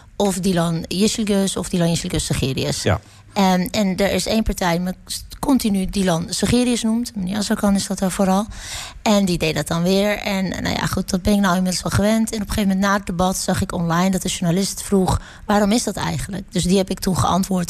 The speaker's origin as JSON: {"language": "Dutch", "country": "Netherlands", "said": "ik ben een Nederlander"}